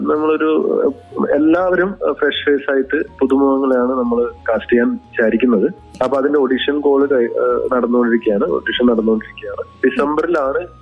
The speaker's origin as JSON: {"language": "Malayalam", "town": "Madikkai", "region": "Kerala", "country": "India", "tie": "born or raised there", "said": "കുട്ടിക്കാലത്ത് ഞാൻ എന്റെ വീട് കാസർഗോഡ് ജില്ലയിലെ മടിക്കി എന്ന ഗ്രാമത്തിലാണ്"}